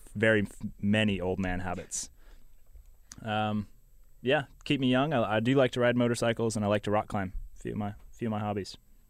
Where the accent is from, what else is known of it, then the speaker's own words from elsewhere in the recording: Evergreen Park, Illinois, United States; I grew up outside of Chicago in a suburb called Evergreen Park, right outside the city there. I'm a Southsider. Yeah, happy to be living at Moody.